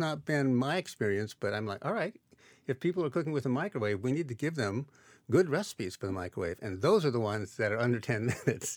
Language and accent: English; Iowa, United States; when I was growing up in Iowa